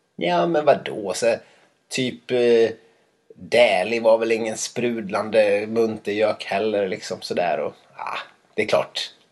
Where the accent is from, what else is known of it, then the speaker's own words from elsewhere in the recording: Dalarna County, Sweden; moved away; jag inte var hemma i Dalarna tillräckligt mycket